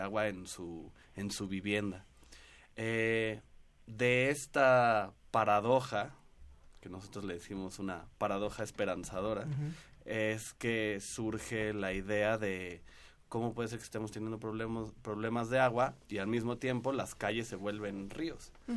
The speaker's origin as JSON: {"language": "Spanish", "region": "Mexico City", "country": "Mexico", "said": "todos los que somos chilangos y vivimos por acá"}